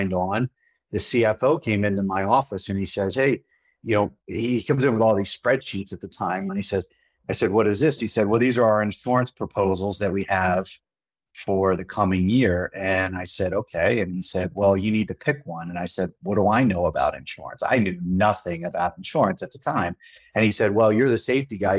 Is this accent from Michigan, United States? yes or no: no; Philadelphia, Pennsylvania, United States; moved away as an adult; now in Colorado, United States; I'm originally from Philadelphia